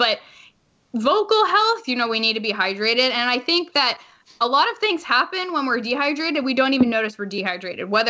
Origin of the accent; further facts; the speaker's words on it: New York, United States; I'm from New York